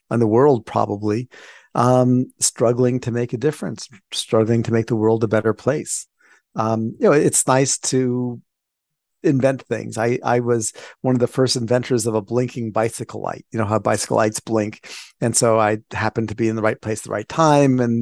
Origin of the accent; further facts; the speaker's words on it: Washington, District of Columbia, United States; moved away as an adult; I was raised in Washington, D.C.